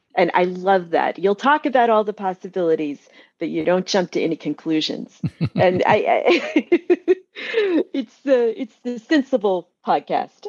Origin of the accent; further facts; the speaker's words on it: Bakersfield, California, United States; now in Northern California, United States; I grew up in Bakersfield, um, in the sixties and seventies